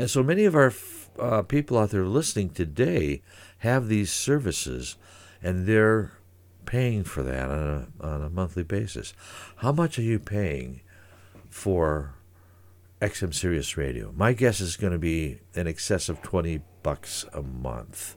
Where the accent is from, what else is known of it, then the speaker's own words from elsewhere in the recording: Saint Paul, Minnesota, United States; moved away as an adult; also born or lived in Eugene, Oregon; now in Great Falls, United States; I came from Saint Paul originally